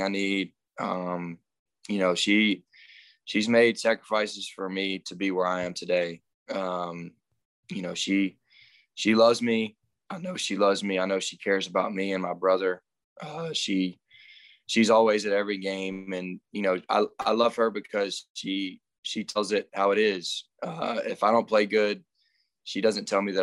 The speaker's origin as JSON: {"language": "English", "town": "Andalusia", "region": "Alabama", "country": "United States", "tie": "born or raised there", "said": "growing up in Andalusia, a small town"}